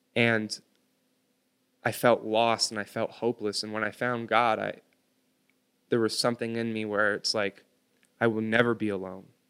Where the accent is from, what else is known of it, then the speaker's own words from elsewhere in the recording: United States; I was born on American soil